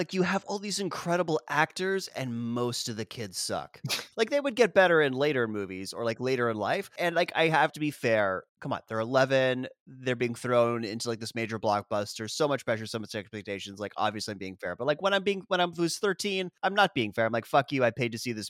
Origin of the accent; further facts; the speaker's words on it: United States; accent: American; being like the American kid because I like never really lost my accent.